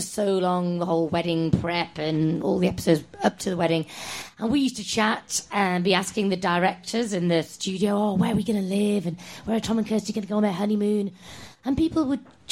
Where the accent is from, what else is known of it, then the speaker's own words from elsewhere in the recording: Formby, North West England, United Kingdom; no, I'm not Scouse. I'm from Formby, not Liverpool